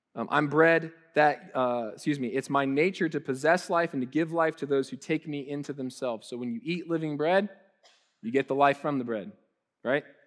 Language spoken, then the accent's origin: English; Columbus, Ohio, United States; moved away; we're from Columbus